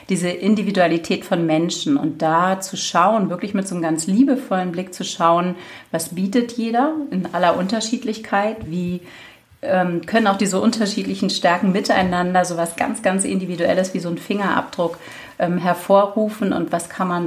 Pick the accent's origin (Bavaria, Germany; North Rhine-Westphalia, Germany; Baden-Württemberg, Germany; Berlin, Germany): Berlin, Germany; Ich ähm, bin Berlinerin, von daher äh, darf man da ruhig auch ein bisschen Schnauze haben sozusagen.